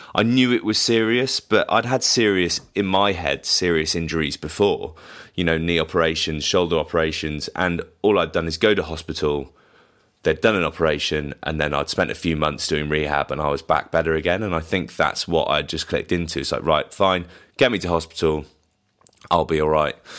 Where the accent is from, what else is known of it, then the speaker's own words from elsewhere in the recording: Bath, South West England, United Kingdom; we come from Bath, which is a massive rugby town, so, you know, we used to go down to the rec and watch